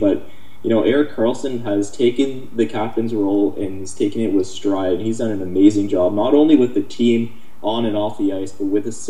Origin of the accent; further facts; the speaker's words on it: Ottawa, Ontario, Canada; I'm from Ottawa